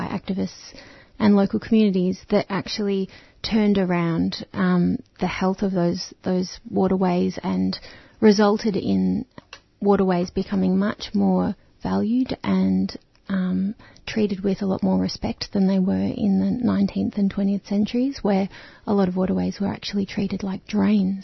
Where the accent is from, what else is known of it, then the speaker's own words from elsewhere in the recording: Melbourne, Victoria, Australia; I was born in Naarm, Melbourne, in the 70s, and I was born next to the Birrung, and then I lived near the Birrung and the Maribyrnong through my kind of childhood